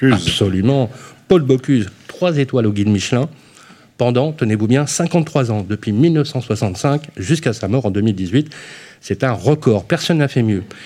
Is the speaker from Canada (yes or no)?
no; Lyon, Auvergne-Rhône-Alpes, France; moved away; Nous sommes ici à Lyon, qui est ma ville de naissance. Et oui, je suis né à la Croix-Rousse